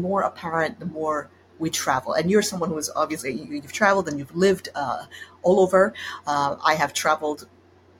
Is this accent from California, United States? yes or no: no; Hawaii, United States; also born or lived in Japan / Netherlands / Spain; now in New York, United States; I had such an unusual childhood growing up there